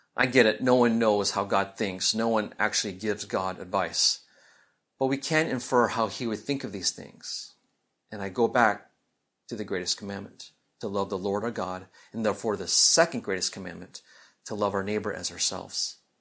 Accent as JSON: {"language": "English", "region": "Midwest", "country": "United States", "tie": "born or raised there", "said": "growing up in the Midwest"}